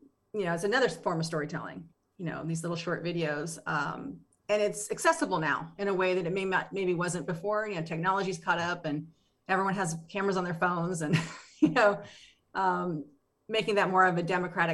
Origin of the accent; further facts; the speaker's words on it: Appalachia, United States; Yeah, no. I mean, I'm from Appalachia.